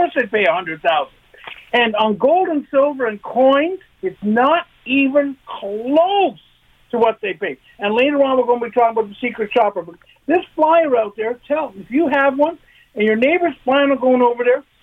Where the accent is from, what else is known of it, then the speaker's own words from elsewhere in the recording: London, Ontario, Canada; moved away; I grew up in London